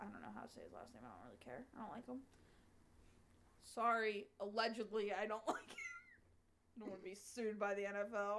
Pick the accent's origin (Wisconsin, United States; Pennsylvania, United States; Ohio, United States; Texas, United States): Pennsylvania, United States; Pittsburgh; accent: Pittsburgh; my Pittsburgh accent